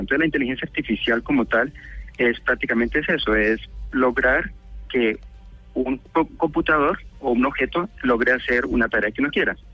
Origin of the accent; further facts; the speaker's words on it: Cali, Valle del Cauca, Colombia; moved away as an adult; now in United States; soy caleño